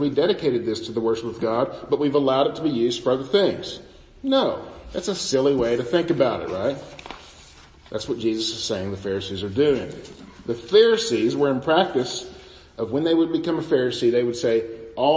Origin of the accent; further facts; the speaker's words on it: United States; our traditions as American Christians